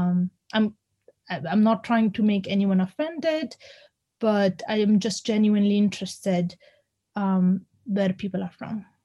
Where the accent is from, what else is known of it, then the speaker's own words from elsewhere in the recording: India; now in Bath, United Kingdom; now i'm from india and i have no problem saying where i'm from because i am from india when people ask me i'm fine with it